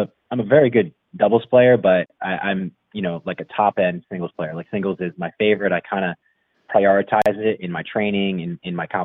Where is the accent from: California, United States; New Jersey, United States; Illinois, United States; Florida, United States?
New Jersey, United States; Bridgeton; I grew up in actually, it's the city I grew up in is Bridgeton, New Jersey, but I grew up in a township called Stowe Creek